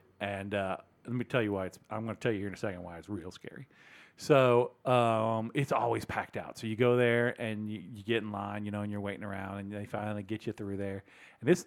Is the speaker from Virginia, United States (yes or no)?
yes; Lynchburg, Virginia, United States; I will out myself as being from there.